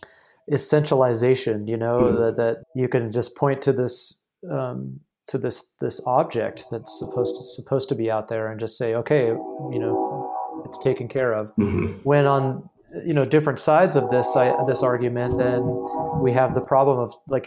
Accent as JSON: {"language": "English", "area": "San Diego County", "region": "California", "country": "United States", "tie": "born or raised there", "moved": "yes", "lives_now": "Arizona, United States", "said": "I grew up in San Diego County, basically right on the border"}